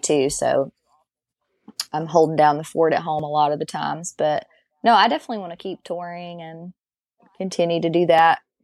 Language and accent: English; Galax, Virginia, United States; I'm from Galax.